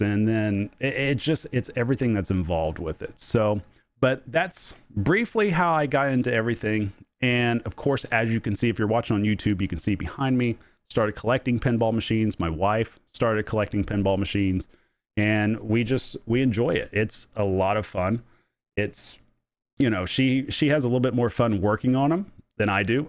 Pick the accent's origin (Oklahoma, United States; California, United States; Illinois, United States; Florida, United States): Oklahoma, United States; I'm from Oklahoma